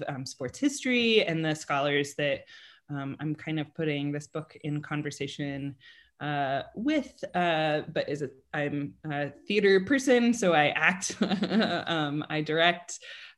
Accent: Colorado, United States; I grew up in Colorado, and if you were not a Denver Bronco, right, so American football fan of the Denver Broncos, nobody would talk to you.

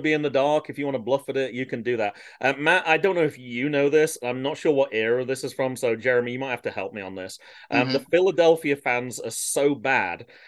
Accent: United Kingdom; I'm a Brit

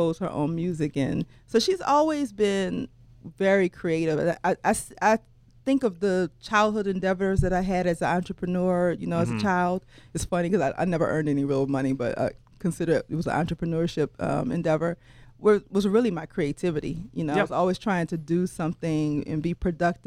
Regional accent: New Orleans, Louisiana, United States; I went to UNO because I'm from New Orleans, and I stayed home and attended college

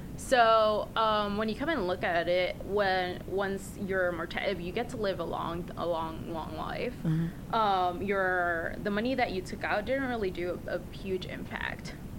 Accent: Puerto Rico; now in Los Angeles, United States; I was actually raised in Puerto Rico

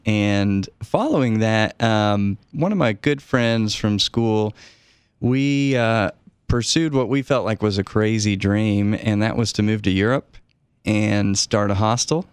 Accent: Knoxville, Tennessee, United States; moved away as an adult; also born or lived in Prague, Czech Republic; I grew up in Knoxville and my dad just retired, but was a professor at the university

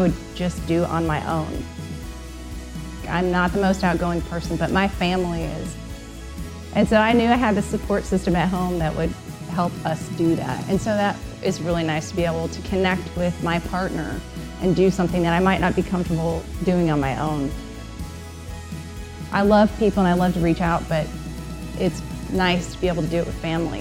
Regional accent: Midwest, United States; now in Arizona, United States; Living in Arizona, there are so many walls built, and it's so different than my experience growing up in the Midwest

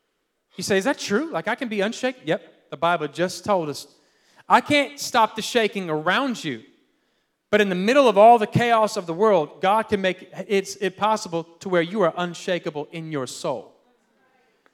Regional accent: Philippines; born there; I was born in the Philippines, and then my parents, and grandpa's, uncles, cousins, they're all, it's like the mafia.

